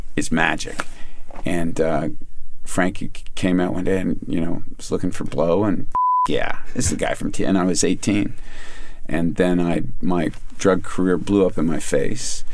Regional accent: Kingston, Ontario, Canada; I grew up in Kingston with … and the guys in the …

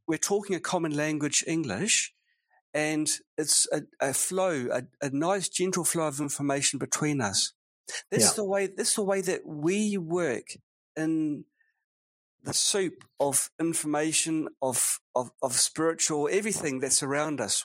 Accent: New Zealand; now in Nanjing, China; it was a normal childhood, nothing remarkable really. But uh, it was in sunny New Zealand.

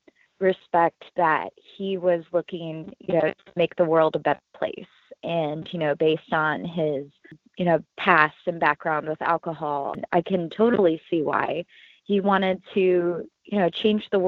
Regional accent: Columbus, Ohio, United States; I was born and raised in Columbus, Ohio. I've been living here for 30 years now

